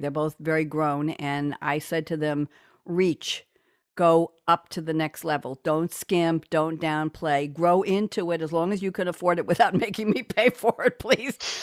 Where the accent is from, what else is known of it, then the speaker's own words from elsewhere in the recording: New York, United States; now in Durham, United States; I'm from New York.